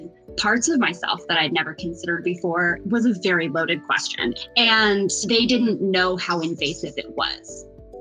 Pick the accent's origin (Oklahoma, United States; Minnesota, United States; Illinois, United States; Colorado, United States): Illinois, United States; Chicago; I'm from Chicago. So I grew up in the evangelical church